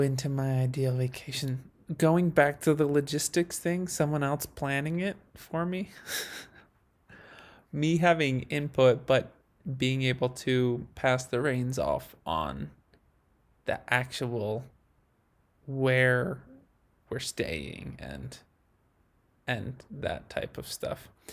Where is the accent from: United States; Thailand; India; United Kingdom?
United States; Idaho; now in Utah, United States; growing up in Idaho and living in Utah